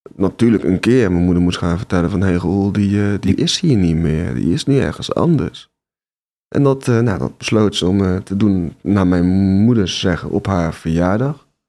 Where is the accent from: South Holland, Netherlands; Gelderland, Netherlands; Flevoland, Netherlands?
Gelderland, Netherlands; Nijmegen; Ik ben ehm, geboren in Nijmegen